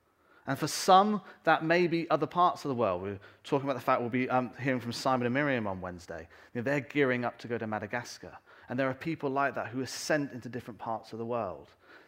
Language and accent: English; England, United Kingdom; also born or lived in North America; And I remember when we came back, I was about 12 years old, and we came back to this country. And I'm British, I'm English, and I hold on to that very strongly.